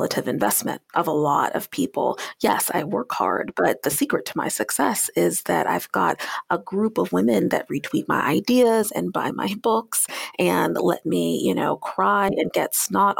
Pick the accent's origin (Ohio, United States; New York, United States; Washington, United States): Washington, United States; Tacoma; I was born 9 months later at Fort Lewis Army Base in Tacoma, Washington, which is how I came to hail from the Pacific Northwest